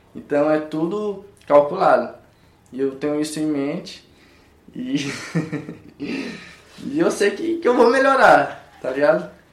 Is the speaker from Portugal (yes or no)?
no; Codó, Maranhão, Brazil; now in Goiás, Brazil; vindo da cidade de Codó, pra quem não sabe, Codó do Maranhão